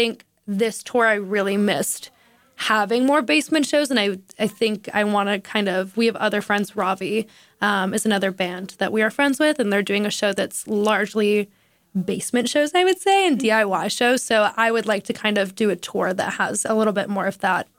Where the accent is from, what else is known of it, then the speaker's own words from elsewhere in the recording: Minneapolis, Minnesota, United States; I'm from Minneapolis originally, so I feel like that's kind of embarrassing to me.